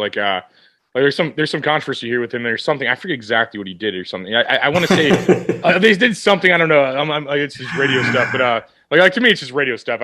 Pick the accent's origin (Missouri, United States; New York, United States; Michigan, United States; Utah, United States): Missouri, United States; St. Louis; I'm from St. Louis.